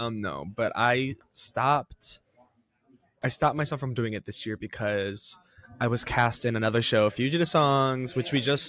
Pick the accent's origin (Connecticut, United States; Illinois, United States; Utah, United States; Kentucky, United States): Illinois, United States; Chicago suburb; I'm from a Chicago suburb in Illinois.